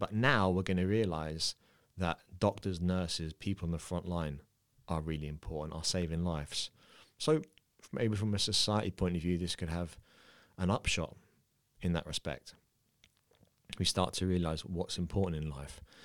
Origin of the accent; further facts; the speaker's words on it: London, United Kingdom; moved away; I'm from the U K, I'm from London